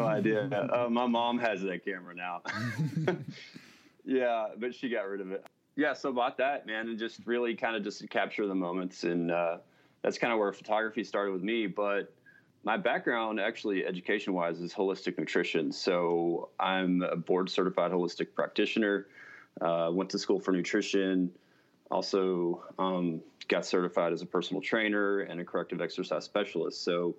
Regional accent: Texas, United States; now in Alaska, United States; So I actually live in Alaska, but I'm from Texas originally.

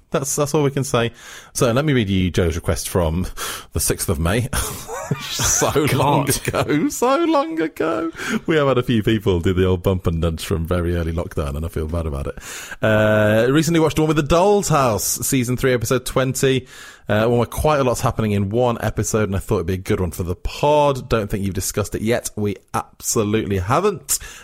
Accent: Wales, United Kingdom; where I grew up in South Wales, Channel 4 was the Welsh language channel, of course, S4C.

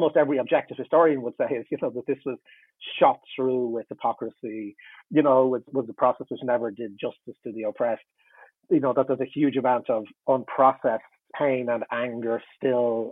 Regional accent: Ireland; I'm in Ireland, I'm Irish

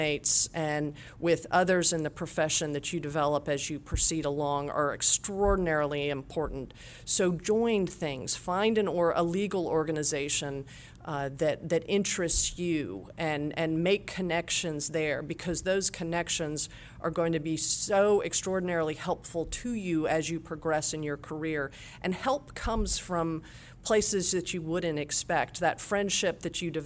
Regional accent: Atlanta, Georgia, United States; I'm a Georgian born and raised

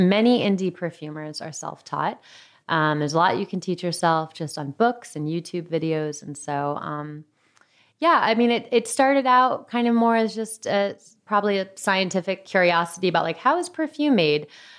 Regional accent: New York, United States; now in San Francisco, United States; And as a New Yorker who lived in small apartments

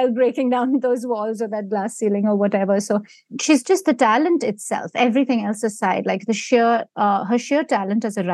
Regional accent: Mumbai, Maharashtra, India; moved away as an adult; now in United States; I grew up in India and I've, you know, most of my adult life has been here.

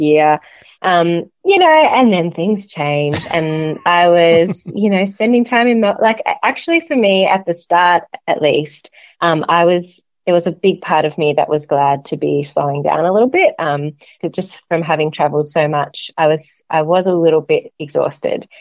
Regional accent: Melbourne, Victoria, Australia; also born or lived in Solomon Islands / Cambodia; in Australia or in, in Melbourne, my hometown

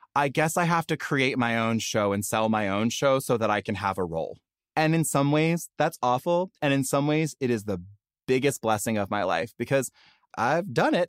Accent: the South, United States; now in Los Angeles, United States; I grew up in the South, and sissy is kind of like cute slang for sister

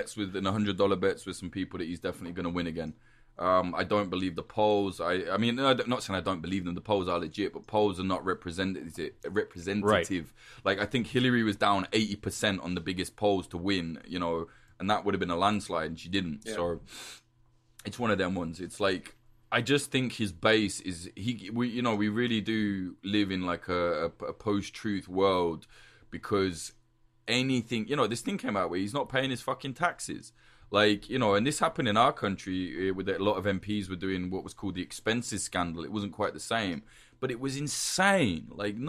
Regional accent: United Kingdom; because I'm a Brit, right? So I can't even vote in America.

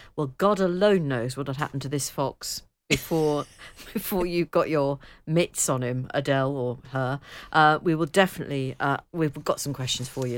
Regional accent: near Liverpool and Southport, North West England, United Kingdom; we had to go into Liverpool for the Wimpy, and I think there was also one in Southport, but we didn't have one too close to home

